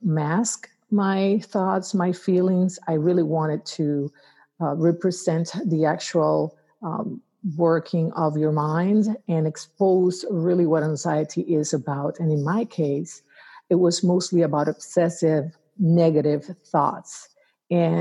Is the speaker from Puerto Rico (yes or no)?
yes; Arecibo, Puerto Rico; now in Atlanta, United States; I am a native islander, grew up in Puerto Rico, born and raised in Arecibo, and I am an islander at heart.